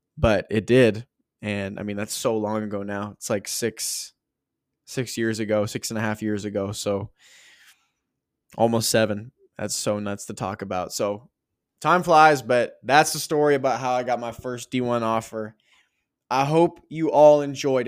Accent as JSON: {"language": "English", "country": "Canada", "said": "being a Canadian kid"}